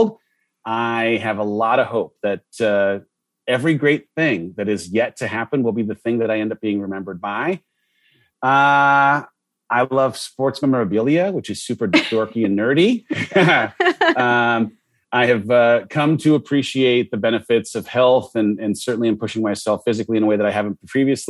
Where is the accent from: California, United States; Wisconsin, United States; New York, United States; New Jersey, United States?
California, United States; Southern; I grew up in Southern California